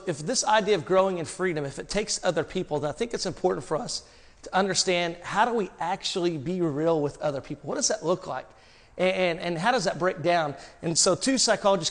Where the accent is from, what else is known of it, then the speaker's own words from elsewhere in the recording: Arkansas, United States; I'm from Arkansas